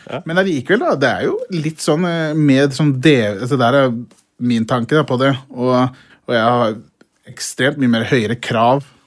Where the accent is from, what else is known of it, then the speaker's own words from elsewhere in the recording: Brumunddal, Innlandet, Norway; jeg vokste opp i Brumunddal